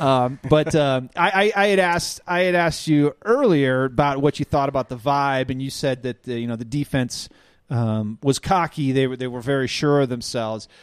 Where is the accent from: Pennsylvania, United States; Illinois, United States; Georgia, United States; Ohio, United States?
Illinois, United States; now in Denver, United States; I grew up in the Midwest